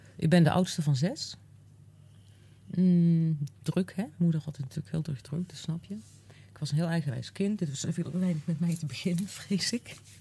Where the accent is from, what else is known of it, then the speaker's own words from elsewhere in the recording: Uden, North Brabant, Netherlands; ik ben in, ik ben in Uden geboren